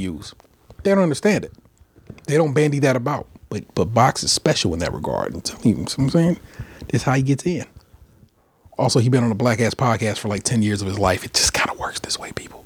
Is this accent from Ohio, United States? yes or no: yes; Cleveland, Ohio, United States; I am from Cleveland. And I do talk black